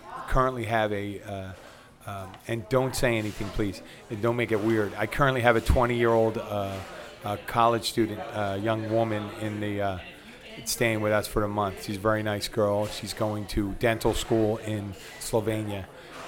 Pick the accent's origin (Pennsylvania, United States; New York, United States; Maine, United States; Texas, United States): Pennsylvania, United States; Philadelphia; now in Florida Keys, United States; where I'm from Philadelphia.